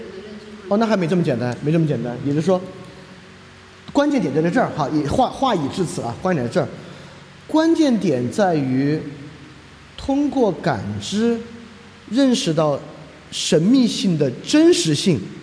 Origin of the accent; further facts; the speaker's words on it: China; 我也是中国人